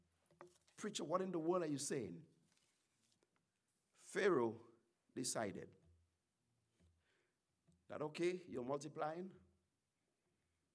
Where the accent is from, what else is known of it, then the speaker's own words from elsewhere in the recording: St. Lucia; I'm not from the States, I'm from the Caribbean